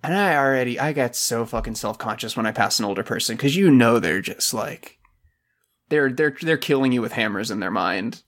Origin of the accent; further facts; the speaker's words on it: Silver Springs, Florida, United States; in my hometown, we had a, a water park next to Silver Springs, Florida